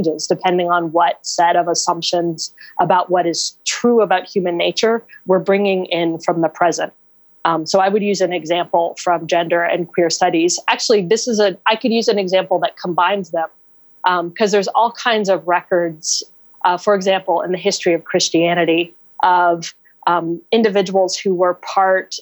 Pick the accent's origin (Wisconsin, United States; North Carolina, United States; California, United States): North Carolina, United States; Raleigh; my hometown of Raleigh, North Carolina.